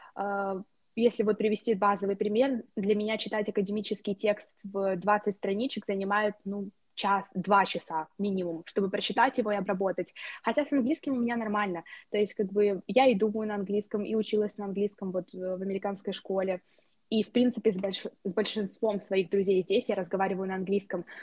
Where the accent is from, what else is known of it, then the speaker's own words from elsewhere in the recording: Moldova; moved away as an adult; also born or lived in United States; now in Hungary; я из Молдовы